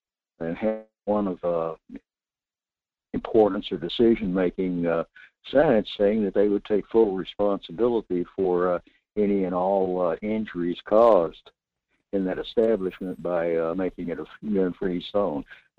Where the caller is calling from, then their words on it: North Pole, Alaska, United States; Good morning, Michael. … in North Pole.